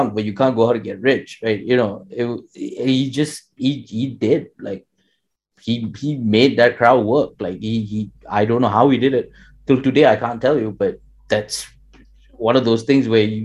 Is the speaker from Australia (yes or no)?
no; Malaysia; my experiences in Malaysia would be very different from someone who grew up in India. Although, you know, we're both Indian genetically